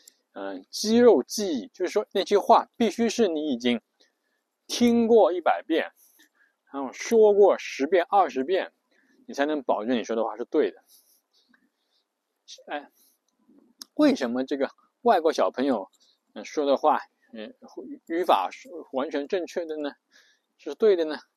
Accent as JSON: {"language": "Chinese", "country": "China", "said": "所以我们中国人写的这个这个一邮件工作邮件"}